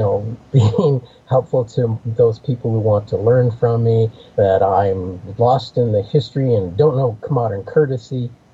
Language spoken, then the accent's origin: English; United States; I grew up in the Apache world.